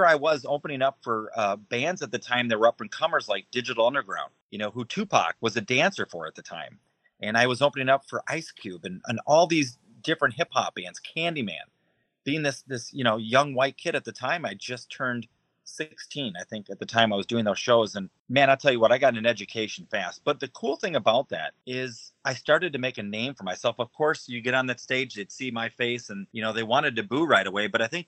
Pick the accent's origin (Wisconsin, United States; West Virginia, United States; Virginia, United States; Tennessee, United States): Wisconsin, United States; Racine; moved away as an adult; also born or lived in Illinois / Florida / Minnesota; now in Iowa, United States; I was born and raised in Racine, Wisconsin, which is just outside Milwaukee. But my career has kind of taken me all across the country, from Wisconsin to Illinois to Florida, Minnesota, and now Iowa.